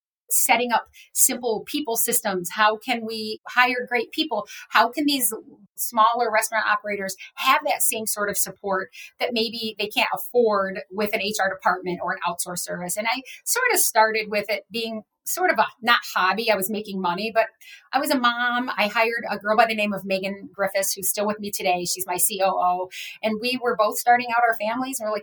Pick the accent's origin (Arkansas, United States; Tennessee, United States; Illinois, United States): Illinois, United States; Rockford; moved away as an adult; I went to work for a little Dairy Queen in my hometown of Rockford, Illinois